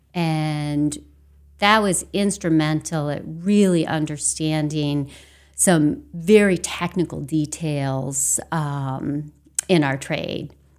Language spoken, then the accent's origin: English; Temple, Maine, United States; I grew up in a tiny little town called Temple, um, which is next to Farmington